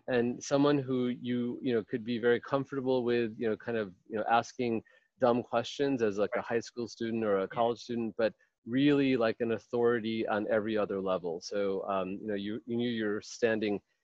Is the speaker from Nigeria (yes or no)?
no; Rochester, New York, United States; moved away as an adult; also born or lived in India / Albany, New York; now in Palo Alto, United States; So I was born in India. I grew up in upstate New York, in Rochester, New York.